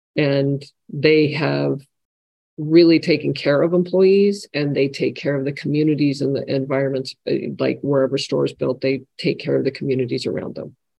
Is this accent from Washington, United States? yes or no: yes; home state where Costco started, Washington, United States; it started in my home state that I grew up